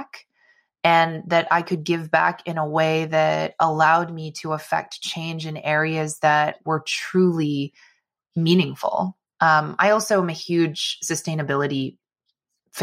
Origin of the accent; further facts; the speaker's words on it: Bay Area, California, United States; I loved growing up in the Bay Area